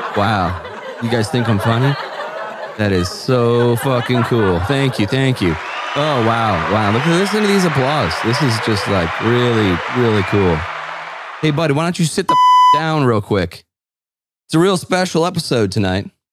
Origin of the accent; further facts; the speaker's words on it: Northeast, United States; growing up in the Northeast